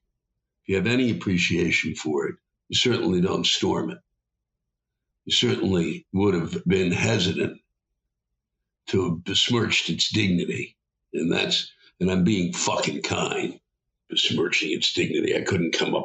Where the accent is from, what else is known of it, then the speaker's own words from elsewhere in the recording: Silver Spring, Maryland, United States; also born or lived in Washington, D.C.; I was born and raised in Silver Spring.